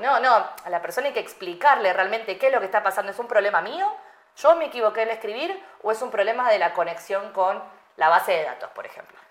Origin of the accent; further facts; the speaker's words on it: Argentina; moved away; yo nací en Argentina